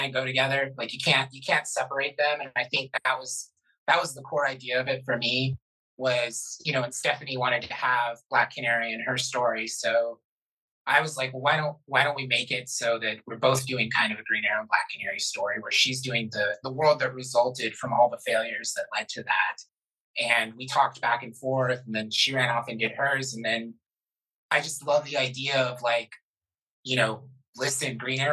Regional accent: Florida, United States; I'm from Florida.

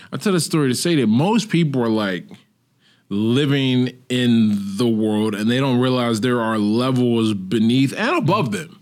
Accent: United States; now in Portugal

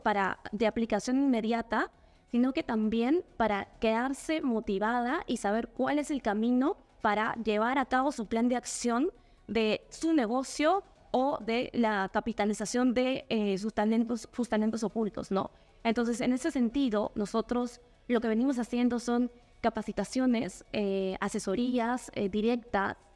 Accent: Peru

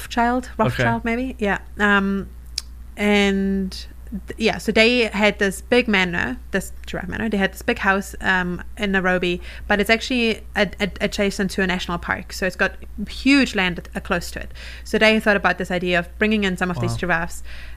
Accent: New Zealand; accent: Kiwi; Sorry, my Kiwi accent is going to confuse everyone.

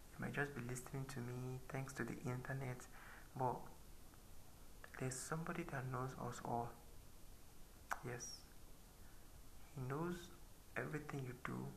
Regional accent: Nigeria; I'm currently 21. So I'm I'm a Nigerian and I'm a Christian

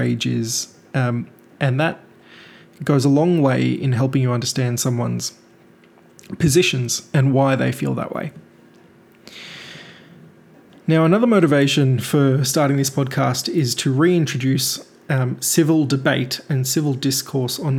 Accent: Melbourne, Victoria, Australia; also born or lived in India; I'm a very proud Indian by birth, and I've spent the last 27 years growing up in Melbourne, Australia

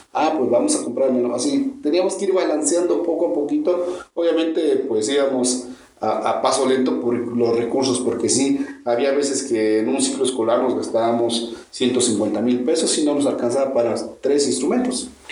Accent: Mexico; acá en, en México, nosotros empezamos tocando sobre las bandas de guerra

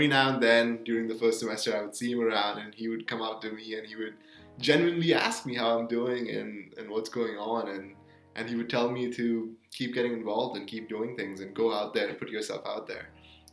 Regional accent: India; moved away as an adult; now in United States; I'm from India. I came in here in 2018.

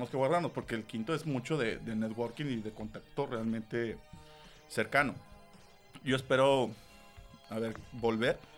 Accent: northern Mexico, Mexico; para mí ese es el valor más importante ahorita que hay que cuestionar como, como norteño y mexicano.

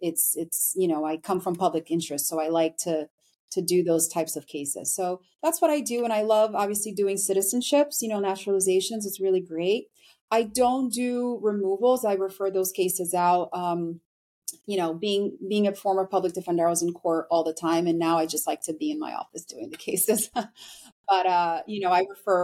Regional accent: New York, United States; moved away as an adult; also born or lived in Brazil; now in Florida, United States; I was born in Brazil, but I've lived in the US since I was about 9 years old. So I'm very Americanized. And I grew up in New York

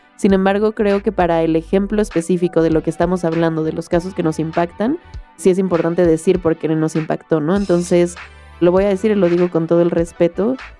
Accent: Mexico; soy una mujer mexicana de 25 años

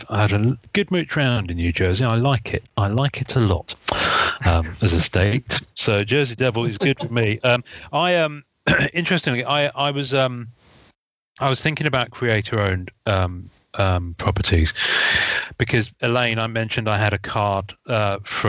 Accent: Devon, South West England, United Kingdom; I grew up in Devon

